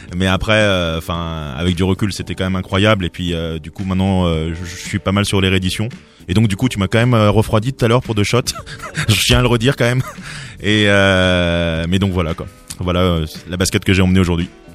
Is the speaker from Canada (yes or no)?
no; Cergy, Île-de-France, France; also born or lived in Strasbourg, France; je, suis né à Strasbourg, mais assez rapidement, je suis parti d'Alsace et je suis arrivé en région parisienne à Cergy.